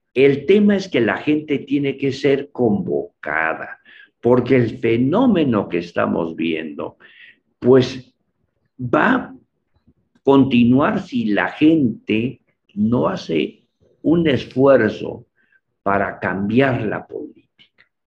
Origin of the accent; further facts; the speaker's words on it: San Cristóbal de las Casas, Chiapas, Mexico; Yo soy de San Cristóbal